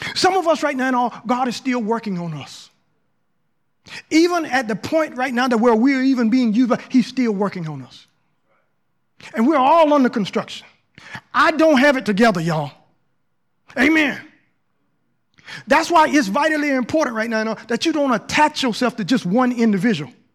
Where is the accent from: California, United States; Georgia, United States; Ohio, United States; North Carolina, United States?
Georgia, United States; Southern; moved away as an adult; I came from Southern Georgia, ain't been nowhere